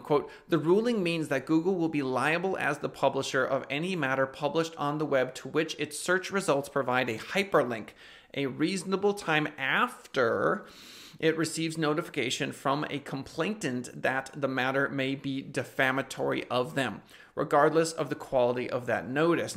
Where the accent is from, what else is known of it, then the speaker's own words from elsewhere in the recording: United States; I'm an American